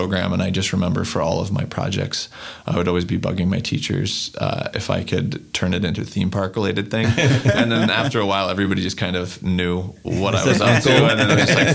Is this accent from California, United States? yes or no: no; New Mexico, United States; I grew up in New Mexico